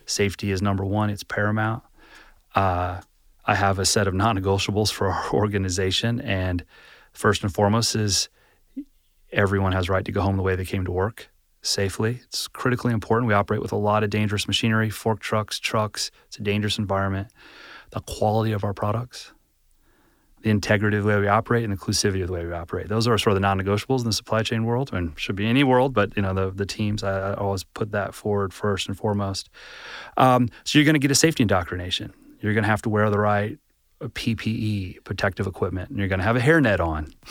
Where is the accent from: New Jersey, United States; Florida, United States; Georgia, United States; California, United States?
Georgia, United States; Atlanta; I actually grew up in Atlanta.